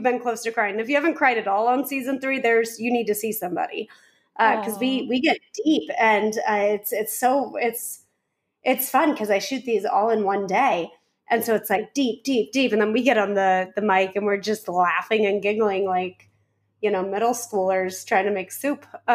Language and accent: English; Nevada, United States; according to how I was raised to say the things like doors in Nevada